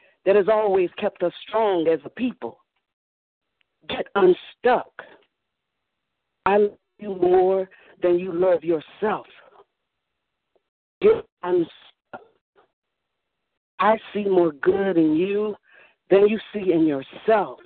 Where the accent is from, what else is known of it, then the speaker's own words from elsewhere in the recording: Atlanta, Georgia, United States; I'm from the South Metro area of Atlanta, area called Bridge.